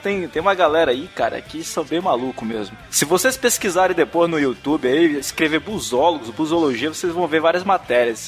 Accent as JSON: {"language": "Portuguese", "town": "Manaus", "region": "Amazonas", "country": "Brazil", "moved": "yes", "said": "lá da minha cidade, né, de, de Manaus"}